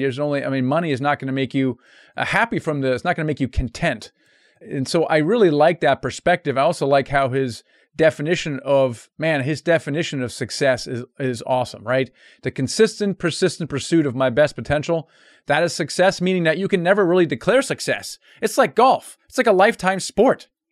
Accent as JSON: {"language": "English", "country": "Germany", "first_language": "German", "second_language": "English", "moved": "yes", "said": "I'm actually literally, originally from Germany, was my first language."}